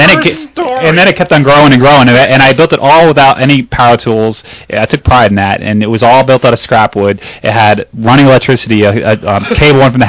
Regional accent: New Jersey, United States; I'm from New Jersey, and we had a house in Lavalette and a beach

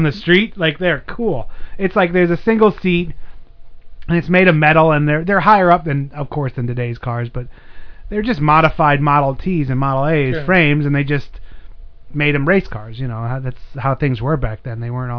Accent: Sweden; Yeah, I'm from Sweden, and her, she was like

